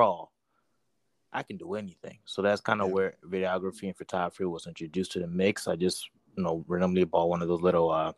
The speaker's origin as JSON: {"language": "English", "country": "Togo", "moved": "yes", "lives_now": "United States", "said": "I'm originally from Togo, West Africa"}